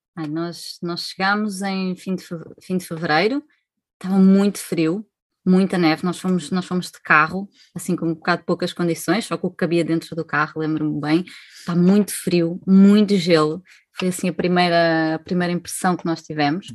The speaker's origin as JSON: {"language": "Portuguese", "town": "Marinha Grande", "region": "Leiria District", "country": "Portugal", "also_born_or_lived": "Switzerland", "moved": "as an adult", "said": "somos da Marinha Grande, somos portugueses uh, e em 2012 emigramos para a Suíça"}